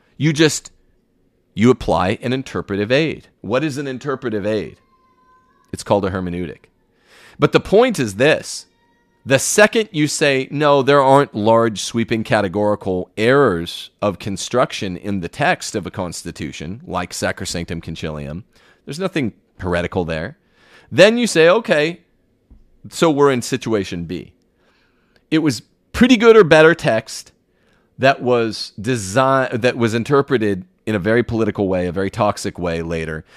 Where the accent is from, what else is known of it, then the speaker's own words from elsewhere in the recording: United States; As an American